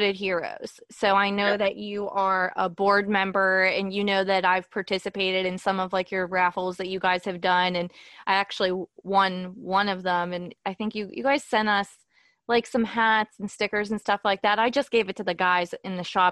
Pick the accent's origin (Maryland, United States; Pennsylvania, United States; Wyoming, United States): Pennsylvania, United States; Pittsburgh; I'm from Pittsburgh